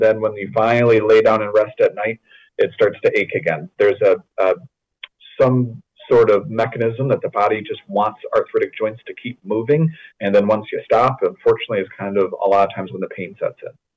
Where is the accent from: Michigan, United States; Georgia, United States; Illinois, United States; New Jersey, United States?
Michigan, United States; West; I grew up in West Michigan